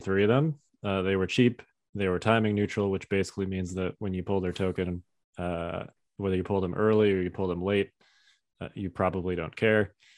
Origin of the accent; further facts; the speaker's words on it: Chicago, Illinois, United States; moved away; I grew up in Chicago